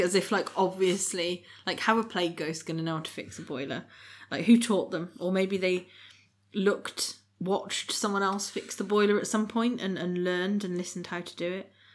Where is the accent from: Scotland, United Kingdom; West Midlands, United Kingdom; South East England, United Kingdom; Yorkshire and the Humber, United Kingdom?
West Midlands, United Kingdom; we're from the West Midlands